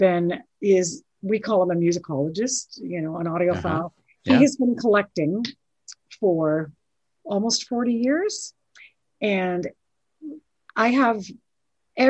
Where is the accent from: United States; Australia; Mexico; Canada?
Canada; Ontario; I was from Ontario